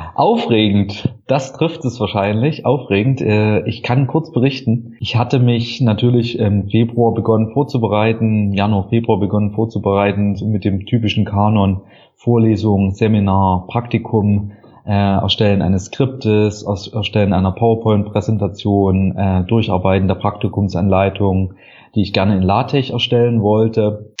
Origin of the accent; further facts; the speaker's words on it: Saxony, Germany; moved away as an adult; also born or lived in Halle an der Saale / Lübeck / Zürich; Ich komme aus Sachsen